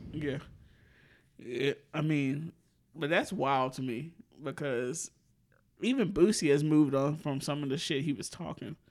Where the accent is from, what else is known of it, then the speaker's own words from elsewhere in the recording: the South, United States; as a Southerner and a Democrat